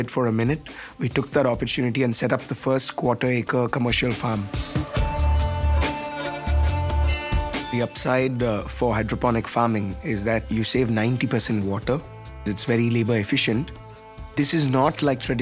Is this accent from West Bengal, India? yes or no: no; Chennai, Tamil Nadu, India; I'm from Chennai, India.